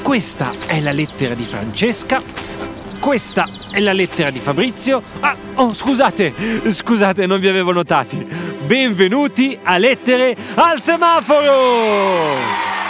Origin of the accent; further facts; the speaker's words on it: Bologna, Emilia-Romagna, Italy; tornare nella mia città di Bologna